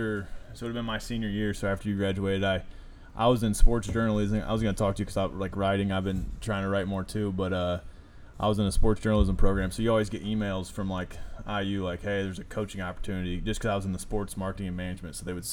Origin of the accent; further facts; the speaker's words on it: Rochester, Indiana, United States; Rochester, Indiana.